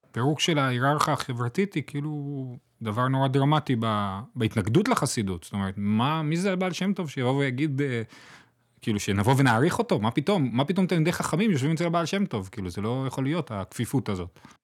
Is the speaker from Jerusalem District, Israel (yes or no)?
yes; Jerusalem, Jerusalem District, Israel; אני גדלתי בקהילה מזרוחניקית, בגילו